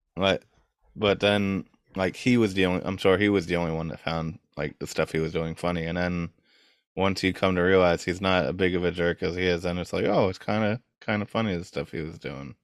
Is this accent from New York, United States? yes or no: yes; New York, United States; I'm from New York